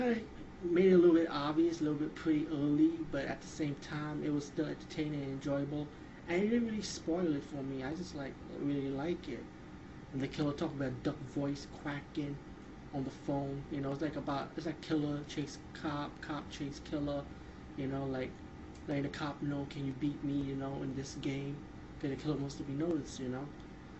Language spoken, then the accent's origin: English; New York, United States; Like I said, as a New Yorker, going around, especially 42nd Street, around the steamy side of things, it covers all that.